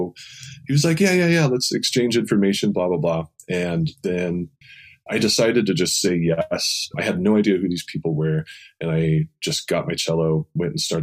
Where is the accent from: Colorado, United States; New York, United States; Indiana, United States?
Indiana, United States; moved away; in my home state of Indiana, where I'm from